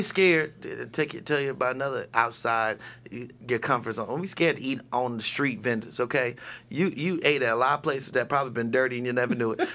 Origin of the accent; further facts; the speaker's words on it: California, United States; moved away as an adult; now in Las Vegas, United States; I'm from California